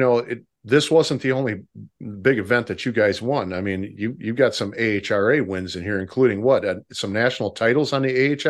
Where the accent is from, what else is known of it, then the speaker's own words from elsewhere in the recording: Union Grove, Wisconsin, United States; my hometown track here is Great Lakes Dragway in Union Grove, Wisconsin.